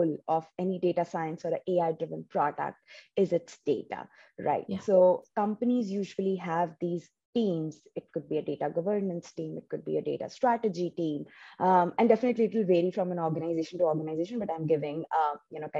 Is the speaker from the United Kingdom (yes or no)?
no; India; English is a second language; moved away as an adult; also born or lived in New Jersey, United States; now in United States; For 22 years, I was in my home state back in India.